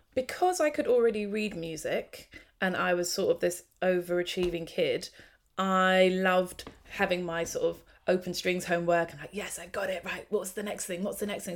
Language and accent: English; London, United Kingdom; also born or lived in Hornsey, London; I grew up actually mostly in Tottenham, but yeah, North London